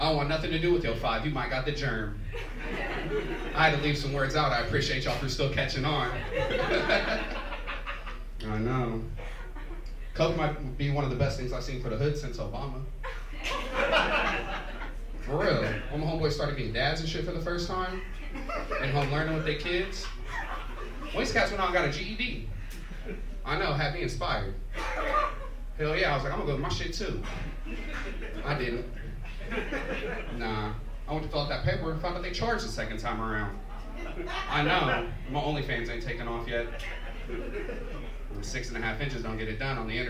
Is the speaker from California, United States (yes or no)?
yes; Richmond, California, United States; now in Antioch, United States; I grew up in Richmond, California